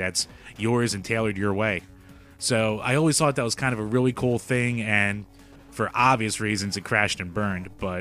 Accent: United States; we're American

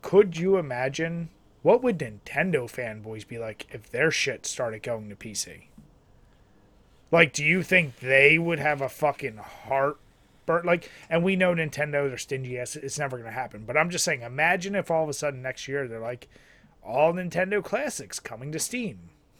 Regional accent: New York, United States; Like, no, I've just always loved them because I grew up in New York in this area, and I just love them.

